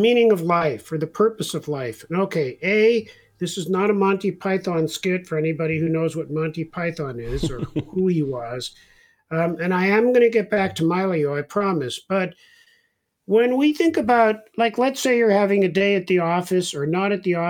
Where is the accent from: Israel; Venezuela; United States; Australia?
Israel; I was born in Israel.